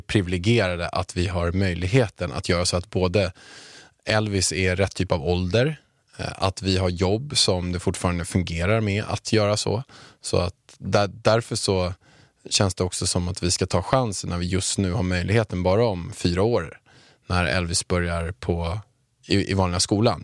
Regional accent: Haninge, Stockholm County, Sweden; jag kommer från Haninge som du vet och jag har, eh, jag är uppväxt några hundra meter från Beijer Bygg när det låg i Haninge förut

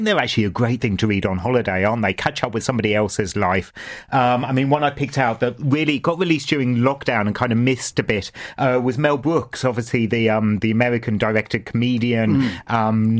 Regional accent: England, United Kingdom; now in Ireland; me from my English background

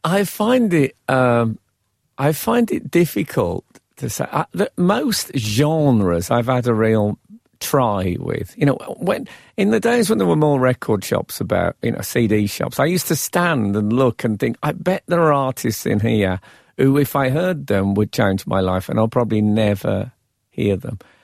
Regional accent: Birmingham, West Midlands, United Kingdom; moved away as an adult; also born or lived in London; I was still fresh from Birmingham. And then, of course, I've spent some time amongst the chattering classes in the capital

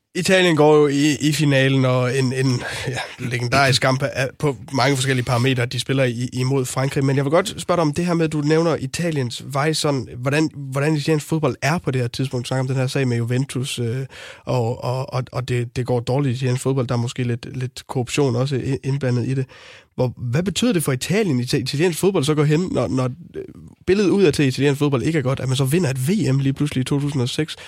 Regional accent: North Jutland, North Denmark Region, Denmark; min opvækst i Nordjylland

